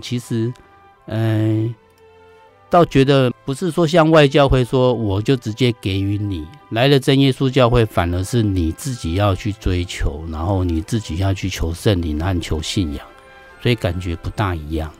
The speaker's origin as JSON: {"language": "Chinese", "region": "Miaoli County", "country": "Taiwan", "tie": "born or raised there", "said": "我是客家人，在苗栗出生长大"}